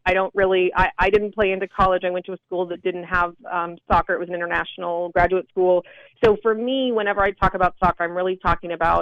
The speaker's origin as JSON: {"language": "English", "area": "suburbs outside of Los Angeles, Ventura County", "region": "California", "country": "United States", "tie": "born or raised there", "lives_now": "San Diego, United States", "said": "I grew up in the suburbs outside of Los Angeles. We have Ventura County, so it was kind of your basic suburbs for California"}